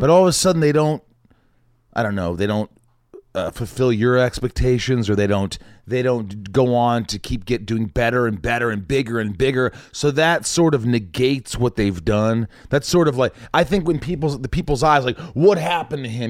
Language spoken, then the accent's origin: English; Indiana, United States; moved away as an adult; also born or lived in New York / Kentucky; I was born in New York, but I grew up in Indiana